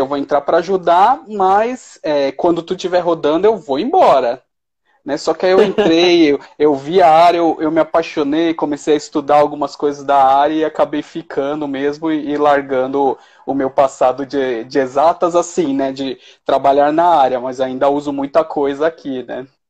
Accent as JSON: {"language": "Portuguese", "region": "São Paulo", "country": "Brazil", "moved": "as an adult", "lives_now": "Belo Horizonte, Brazil", "said": "Eu morava em São Paulo, mas aí depois que eu casei, eu mudei para BH."}